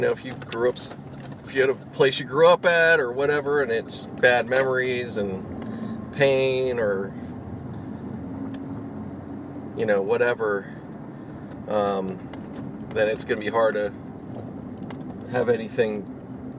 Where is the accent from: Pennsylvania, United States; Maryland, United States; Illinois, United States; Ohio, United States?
Pennsylvania, United States; Pittsburgh; moved away; grew up in Pittsburgh, you know, like, you know, I'm from out there too